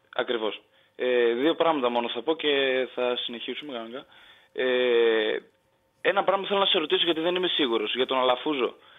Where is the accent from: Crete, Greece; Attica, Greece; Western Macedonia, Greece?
Western Macedonia, Greece; Kastoria; την πόλη μου πριν την Καστοριά